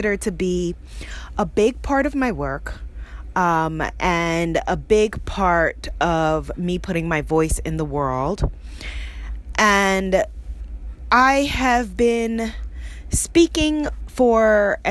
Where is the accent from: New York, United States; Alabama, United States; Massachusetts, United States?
New York, United States; New York City; I grew up in Queens, New York